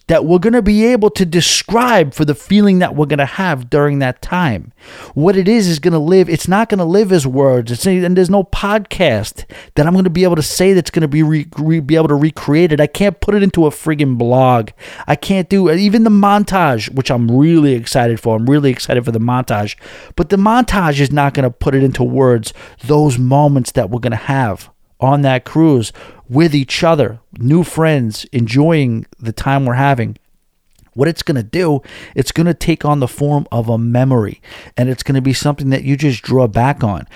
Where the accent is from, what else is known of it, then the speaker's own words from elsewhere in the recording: New York City, New York, United States; I come up from New York City